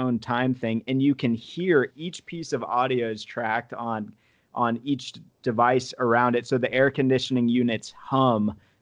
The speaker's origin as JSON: {"language": "English", "region": "Arizona", "country": "United States", "moved": "yes", "said": "I'm from Arizona originally"}